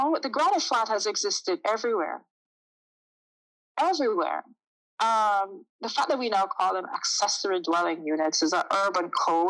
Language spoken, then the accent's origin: English; Jamaica; is I'm originally from Jamaica. I'm used to, when I grew up, someone could be walking down the street